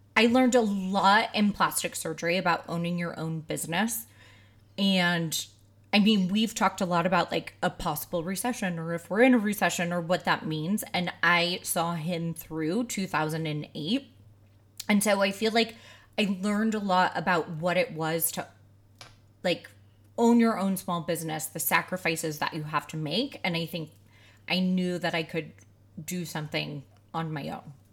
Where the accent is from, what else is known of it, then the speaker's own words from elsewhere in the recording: outside of Saint Louis, Missouri, United States; I grew up outside of Saint Louis, so it was really hot and humid